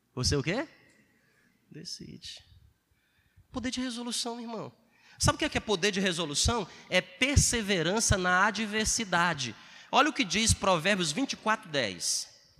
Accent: Ceará, Brazil; moved away; eu venho lá do Ceará

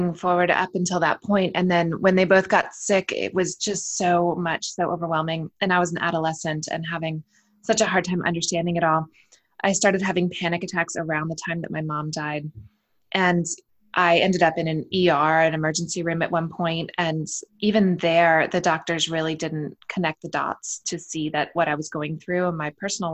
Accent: United States; I am American, raised here in the States

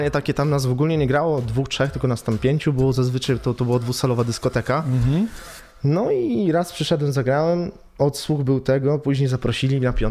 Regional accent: Lubań, Lower Silesian Voivodeship, Poland; moved away; also born or lived in England; pochodzę z Lubania

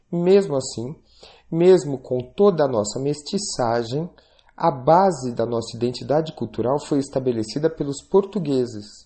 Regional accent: Brazil; Somos brasileiros, filhos mestiços da Grécia e de Roma, habitantes da parte mais ocidental do Ocidente. Também somos descendentes dos tupinambás e dos tupis. E também somos netos de Zumbi e de Teresa de Benguela

